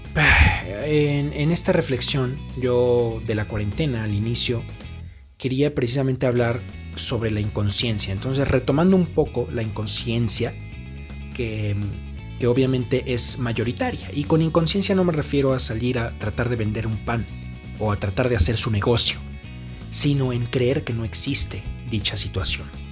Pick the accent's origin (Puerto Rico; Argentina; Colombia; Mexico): Mexico; Aquí en mi país usan una cornetita